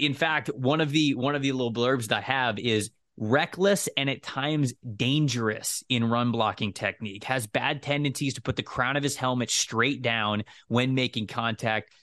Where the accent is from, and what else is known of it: Florida, United States